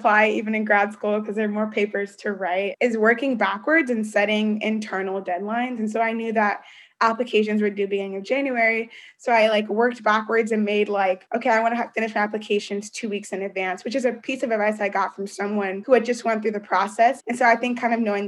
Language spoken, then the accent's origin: English; Columbus, Ohio, United States; moved away as an adult; also born or lived in New Haven, Connecticut; me and all my siblings were born here in Columbus, Ohio. That's my hometown.